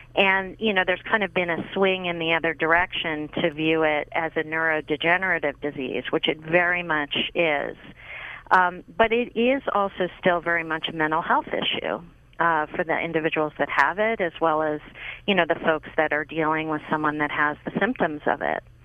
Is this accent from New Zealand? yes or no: no; Pittsburgh, Pennsylvania, United States; I grew up in Pittsburgh, Pennsylvania